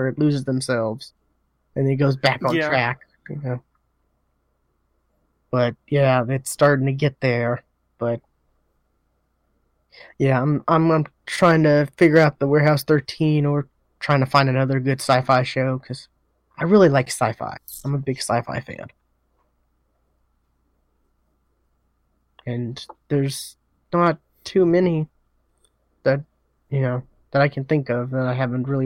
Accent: United States; us Americans

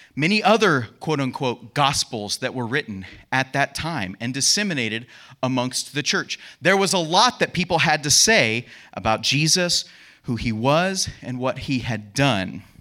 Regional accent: United States; being an American

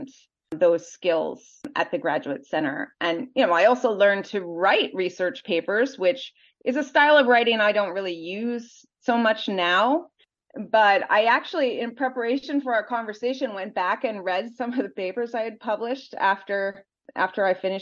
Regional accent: Minnesota, United States; moved away as an adult; also born or lived in Wisconsin / New York; I grew up in Minnesota, sort of in a pretty homogeneous community.

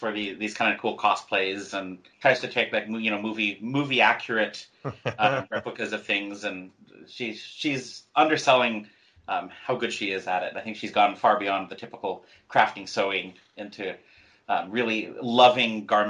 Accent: Alaska, United States; moved away; So, I grew up in really a log cabin. We didn't have running water

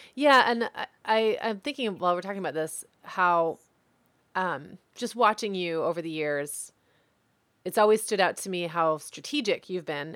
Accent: Midwest, United States; I'm from the Midwest

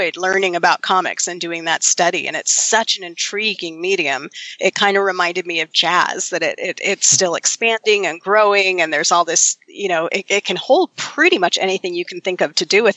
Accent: Berkeley, California, United States; I grew up in Berkeley

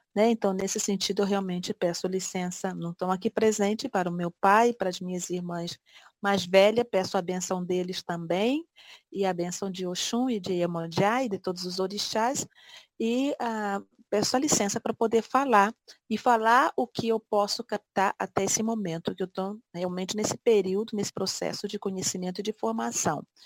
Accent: Brazil; moved away; fora do meu país, fora do Brasil

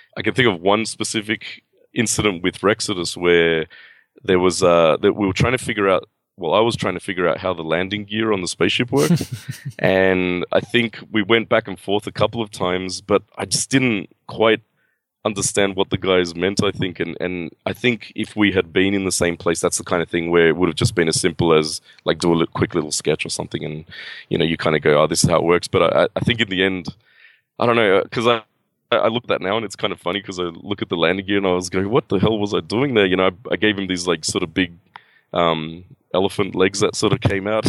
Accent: Australia; I am from Australia, you know, I was born and raised here and, and lived here my whole life.

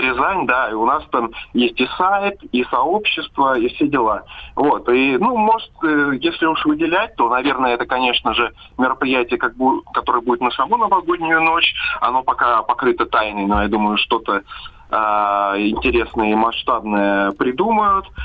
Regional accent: Siberia, Russia; Мы сибиряки

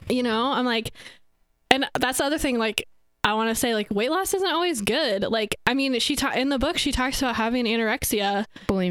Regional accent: Northwest Iowa, United States; I am from Northwest Iowa

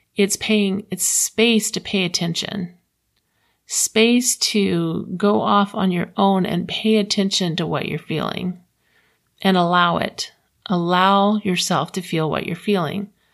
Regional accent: Florida, United States; now in Utah, United States; I'm from Florida

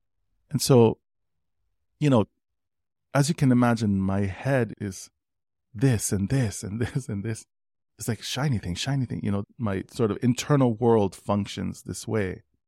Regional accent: Kona, Hawaii, United States; And so we're … from Kona, but we don't have, you know, sort of German European blood.

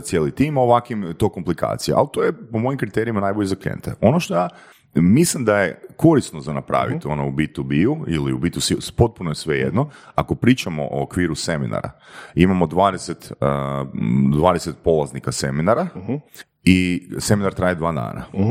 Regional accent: Varaždin, Varaždin County, Croatia; ja sam iz Varaždina

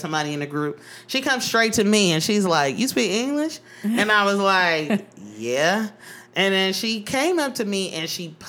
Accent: Oakland, California, United States; I'm from East Oakland.

